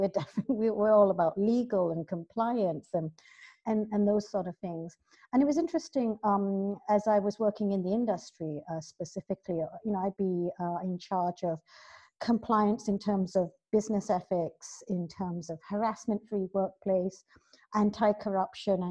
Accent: Malaysia; moved away as an adult; now in London, United Kingdom; I was born here in London, but I've spent most of my life both schooling and working in Malaysia

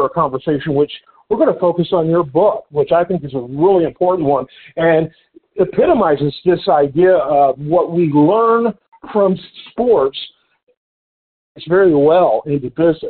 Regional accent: just outside of Detroit, Michigan, United States; I grew up just outside of Detroit

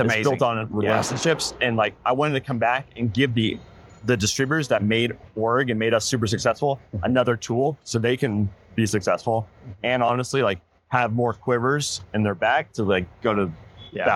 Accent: San Francisco, California, United States; I'm from San Francisco.

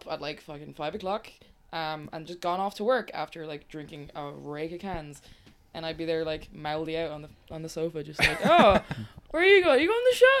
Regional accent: Skerries, Leinster, Ireland; Skerries, though, where I live

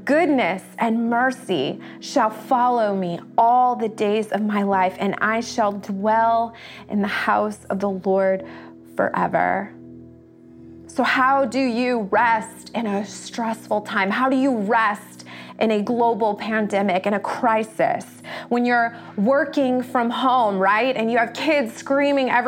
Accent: United States; as American culture

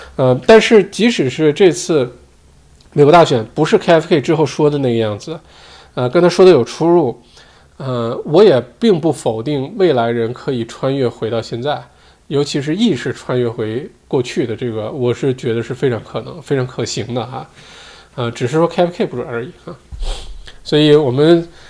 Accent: Heilongjiang, China; now in Australia; 我都不记得上一次回黑龙江是什么时候了，有没有十年了

